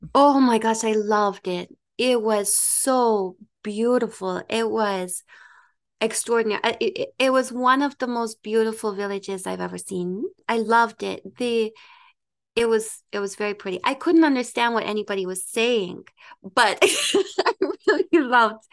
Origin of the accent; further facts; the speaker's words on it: Ottawa, Ontario, Canada; also born or lived in Dominican Republic / United Kingdom; I am from Ottawa